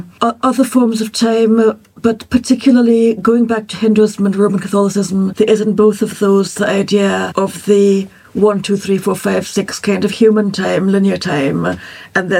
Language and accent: English; Trinidad & Tobago; I grew up in Trinidad in the West Indies